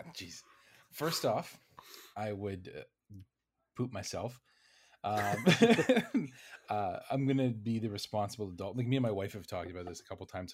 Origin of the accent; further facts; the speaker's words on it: Canada; I'm a Canadian